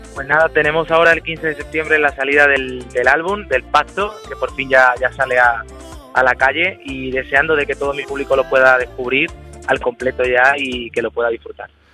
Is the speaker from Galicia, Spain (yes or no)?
no; Andalusia, Spain; mi tierra para mí es algo, algo especial